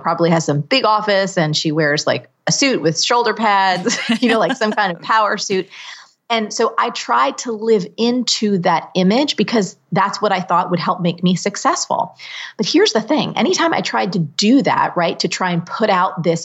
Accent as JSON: {"language": "English", "region": "New Jersey", "country": "United States", "said": "I'm from New Jersey"}